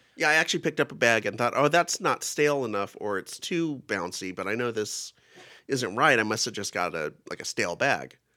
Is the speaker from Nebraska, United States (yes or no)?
no; Kingsburg, California, United States; I grew up in Kingsburg, which is the raisin, has more raisin production than any town or city